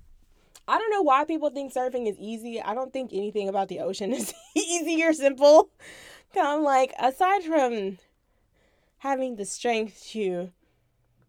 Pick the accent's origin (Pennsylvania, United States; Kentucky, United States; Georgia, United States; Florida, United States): Florida, United States; It's cool being a Florida kid